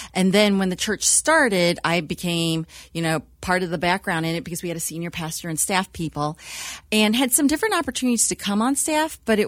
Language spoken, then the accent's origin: English; United States; I'm a first-generation Chinese born in the U.S.